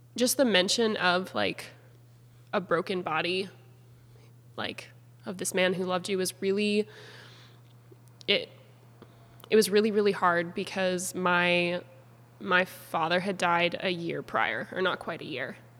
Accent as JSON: {"language": "English", "town": "Beauséjour", "region": "Manitoba", "country": "Canada", "moved": "as an adult", "lives_now": "Abbotsford, Canada", "said": "I'm from Treaty One territory in small town Manitoba, a town called Beauséjour"}